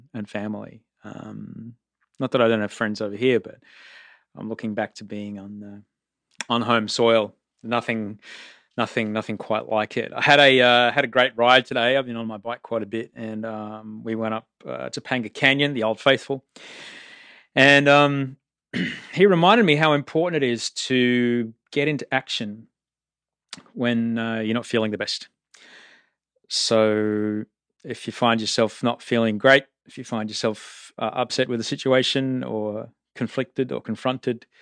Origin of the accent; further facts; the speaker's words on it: Australia; I'm Australian. I live between Venice Beach and Bondi Beach